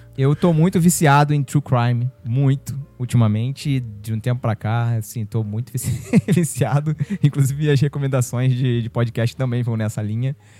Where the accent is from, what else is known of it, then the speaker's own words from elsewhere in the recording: São Gonçalo, Rio de Janeiro, Brazil; ela faz parte do imaginário de São Gonçalo, né? De onde eu cresci